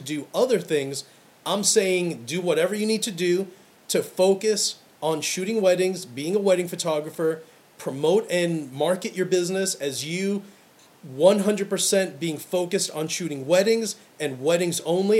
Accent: New York City, New York, United States; Growing up in Brooklyn

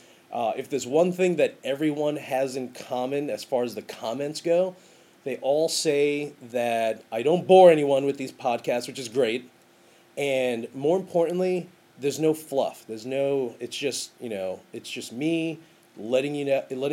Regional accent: New York, United States; I'm in Ireland, and I'm letting people know, hey, I'm from New York.

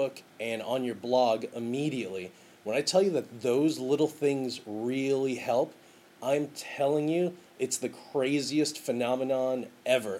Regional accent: New York, United States; I'm in Ireland, and I'm letting people know, hey, I'm from New York.

